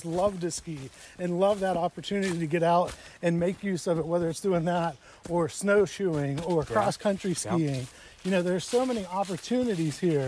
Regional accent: Somerset County, Pennsylvania, United States; also born or lived in Pittsburgh / Johnstown / Stoystown; I grew up, I was raised in Somerset County, spent most of my life there

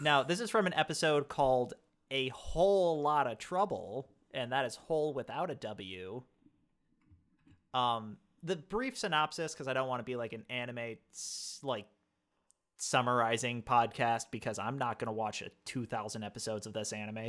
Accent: United States; I am American

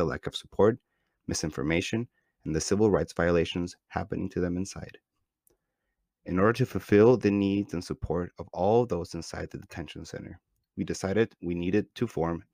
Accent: Tijuana, Baja California, Mexico; now in San Diego, United States; was born in San Diego and grew up in the upper middle class area of Tijuana, Mexico.

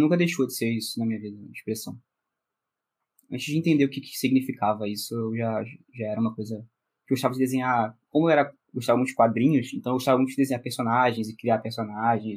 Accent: Rio de Janeiro, Brazil; Nasci no Rio de Janeiro, Carioca da Gema mesmo

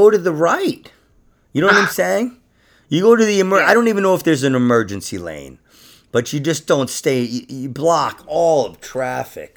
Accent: New York City, New York, United States; moved away; my old neighborhood in Queens

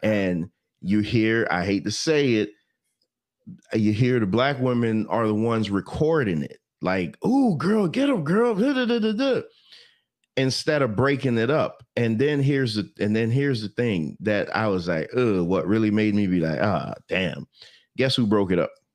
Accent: Jamaica; I'm Jamaican

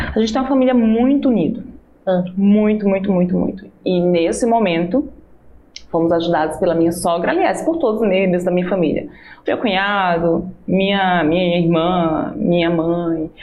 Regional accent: Maceió, Alagoas, Brazil; moved away; Eu nasci em Maceió, mas praticamente a cidade, né, que eu posso chamar de minha cidade, foi a cidade que eu fui criada

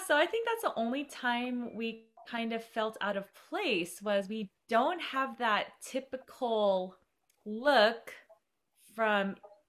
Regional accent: Southern California, United States; at least in our Southern California culture

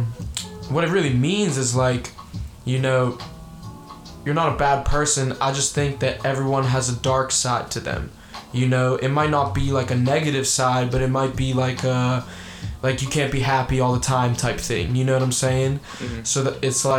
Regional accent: Pittsburgh, Pennsylvania, United States; also born or lived in Bulgaria; I grew up in Pittsburgh my whole life. I never lived anywhere else.

